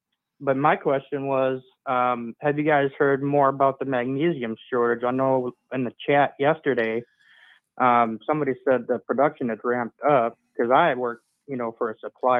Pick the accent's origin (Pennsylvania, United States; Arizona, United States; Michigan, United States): Michigan, United States; Gaylord; I'm from Gaylord, Michigan.